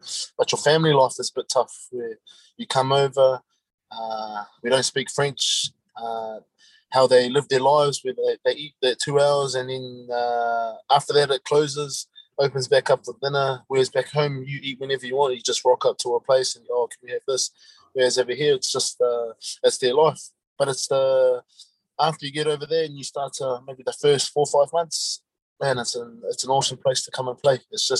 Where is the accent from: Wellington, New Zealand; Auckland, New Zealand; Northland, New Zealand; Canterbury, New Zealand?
Auckland, New Zealand; Yeah, I'm from Auckland, South Auckland, born and bred in Auckland, played all my rugby out there.